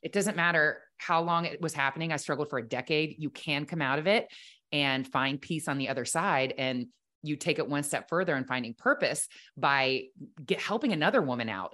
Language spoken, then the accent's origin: English; Ohio, United States; I grew up in Ohio, the oldest of four girls